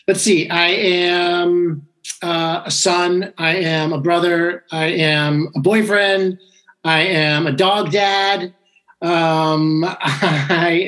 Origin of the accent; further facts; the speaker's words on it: San Francisco, Marin County, California, United States; moved away as an adult; also born or lived in San Diego / Los Angeles; now in Hermosa Beach, United States; I grew up in San Francisco in Marin County